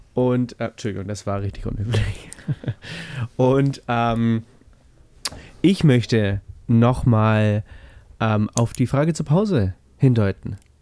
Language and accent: German; Bavaria, Germany; Als Bayer